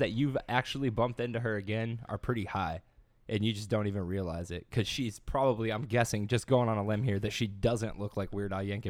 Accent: Louisiana, United States; I'm not from Louisiana, but I came from Louisiana.

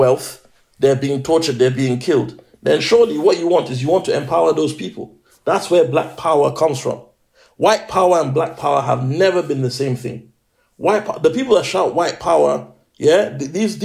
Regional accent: Nigeria; now in United Kingdom; I'm a Nigerian

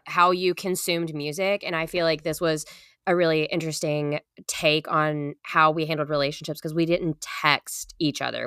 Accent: Madisonville, Kentucky, United States; we're from Madisonville, Kentucky

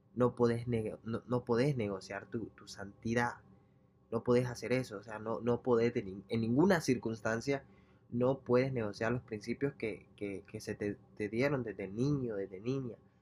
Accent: El Salvador; moved away; yo soy salvadoreño

